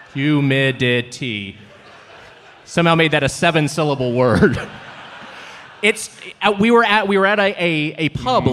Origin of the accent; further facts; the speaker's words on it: Southern California, United States; born and raised in Southern California, lived in LA County my entire life